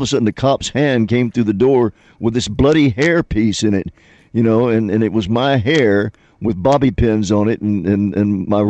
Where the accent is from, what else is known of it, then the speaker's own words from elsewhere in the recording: Texas, United States; I'm from Texas. I've never really gotten into Shakespeare.